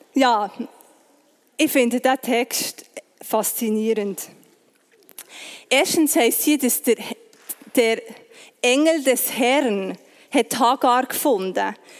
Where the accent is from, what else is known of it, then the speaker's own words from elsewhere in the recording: Bern, Switzerland; Ich bin im Breitsch aufgewachsen